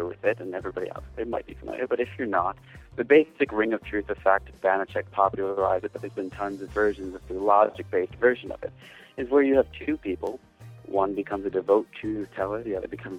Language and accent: English; Detroit, Michigan, United States; I'm actually from Detroit, Michigan, over in the States. I've been here all my life.